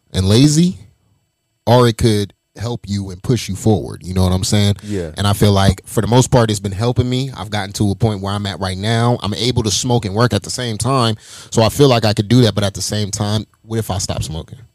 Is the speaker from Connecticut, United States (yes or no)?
no; Las Vegas, Nevada, United States; I'm I'm from Vegas, born and raised